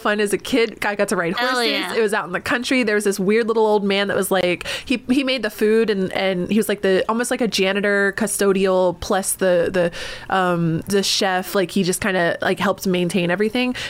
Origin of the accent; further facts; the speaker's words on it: North Carolina, United States; also born or lived in Texas; I was born in Texas, raised in North Carolina.